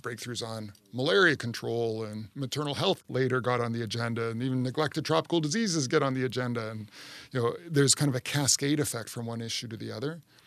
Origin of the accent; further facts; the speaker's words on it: Canada; now in United States; my home country, Canada